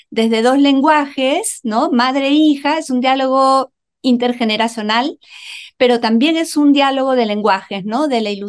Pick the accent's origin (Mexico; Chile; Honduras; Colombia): Chile; aquí como dicen aquí en Chile mis ah. compatriotas, porque yo también soy chilena